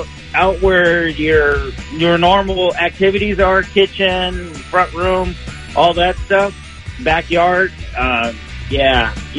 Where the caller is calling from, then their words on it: Riverside, California, United States; … from Riverside.